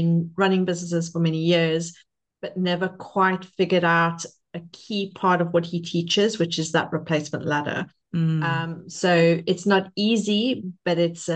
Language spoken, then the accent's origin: English; Cape Town, Western Cape, South Africa; now in Lake District, United Kingdom; I am originally from Cape Town, South Africa.